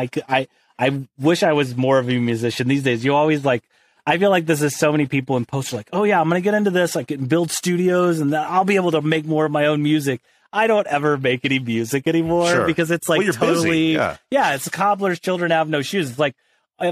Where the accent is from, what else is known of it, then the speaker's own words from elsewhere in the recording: outside St. Louis, rural Illinois, United States; moved away as an adult; now in Los Angeles, United States; I grew up in rural Illinois. So outside of St. Louis